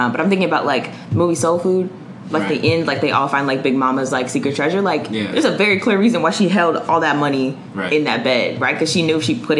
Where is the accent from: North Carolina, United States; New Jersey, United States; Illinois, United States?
North Carolina, United States; Charlotte; I grew up in Greer Heights, which is like a low-income community in Charlotte